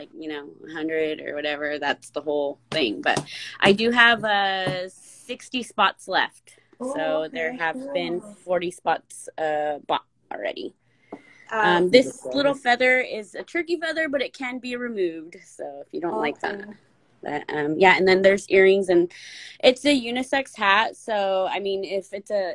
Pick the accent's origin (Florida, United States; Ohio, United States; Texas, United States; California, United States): California, United States; Tule River; I'm from Tule River, just like Johnny.